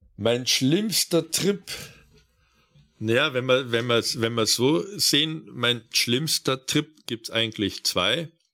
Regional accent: Bavaria, Germany; dass unser Bundesland so reich ist

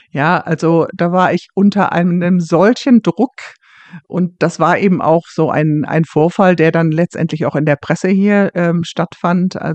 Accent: Germany; now in Scotland, United Kingdom; dass ich als Deutsche ähm, dazu gerufen wurde

